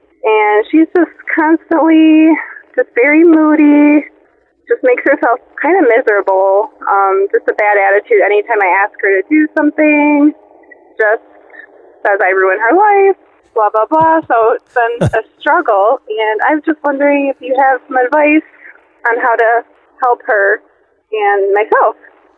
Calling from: Michigan, United States; I'm calling from Michigan.

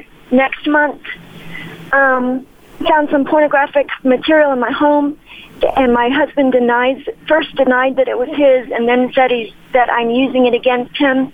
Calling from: Albuquerque, New Mexico, United States; I'm calling you from Albuquerque, New Mexico, and recently I went to your seminar here.

